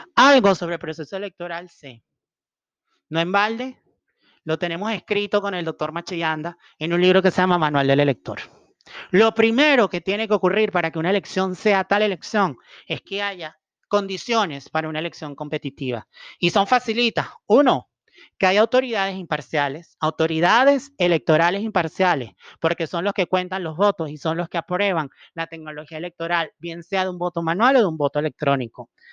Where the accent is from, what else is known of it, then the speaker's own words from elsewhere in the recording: Venezuela; como venezolanos